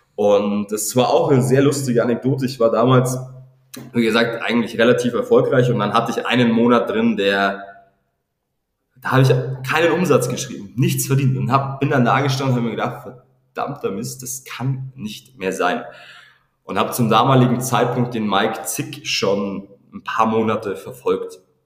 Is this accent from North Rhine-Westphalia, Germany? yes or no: no; near Regensburg, Bavaria, Germany; now in Regensburg, Germany; ich komme ursprünglich aus Armsberg, so zwanzig Kilometer entfernt von, von Regensburg